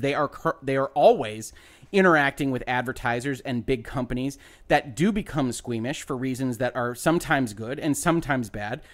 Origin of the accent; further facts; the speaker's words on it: United States; as an American